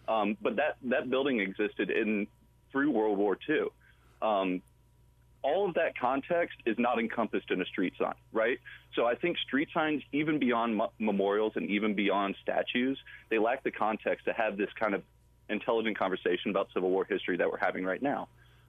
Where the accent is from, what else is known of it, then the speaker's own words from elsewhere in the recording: Atlanta, Georgia, United States; I grew up in Ormwood Park. My parents still live there. It's a place that's really, really important to me. I love the neighborhood that I'm from. I grew up there. My bus stop was on Confederate Avenue.